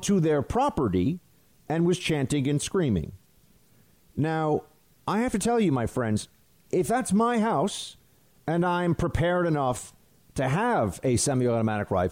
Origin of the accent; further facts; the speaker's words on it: New York City, New York, United States; where I live in New York City